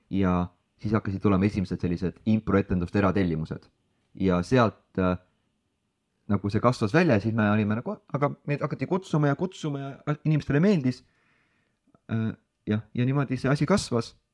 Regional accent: Estonia; ja olles esimene eestlane, kes seal käis

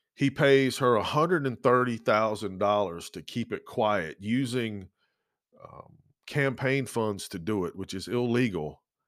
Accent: Georgia, United States; now in Lynchburg, United States; growing up in Georgia and growing up on the coast

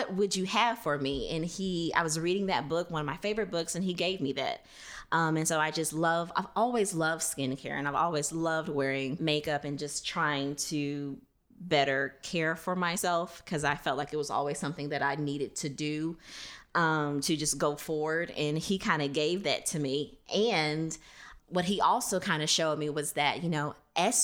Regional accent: Louisiana, United States; moved away; also born or lived in Thomson, Georgia; I am originally from Louisiana.

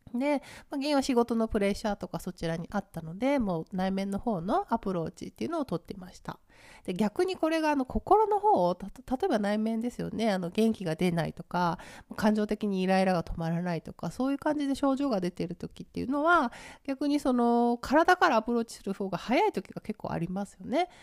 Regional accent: Ibaraki, Japan; moved away; 私の出身地茨城県

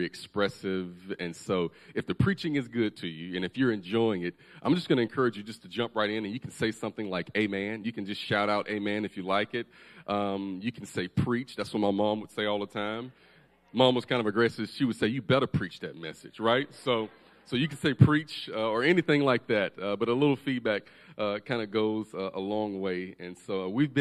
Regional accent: Alabama, United States; We are from Alabama

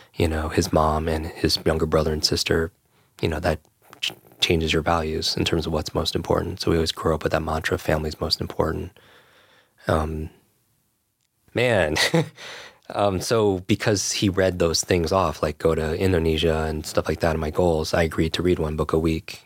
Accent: Westchester, New York, United States; I grew up in Westchester right here

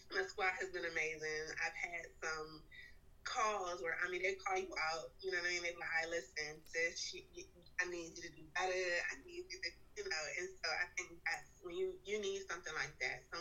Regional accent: Richmond, Virginia, United States; now in Raleigh, United States; I'm from Richmond, Virginia, and I currently live in Raleigh, North Carolina.

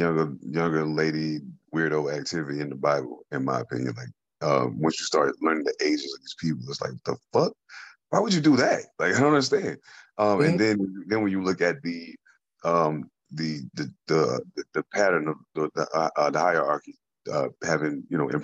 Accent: United States; I was born and raised in America

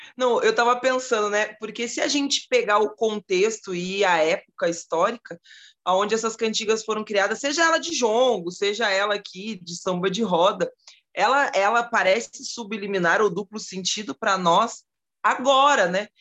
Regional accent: South Region, Brazil; aqui no sul, onde eu moro, onde eu nasci, né, no sul

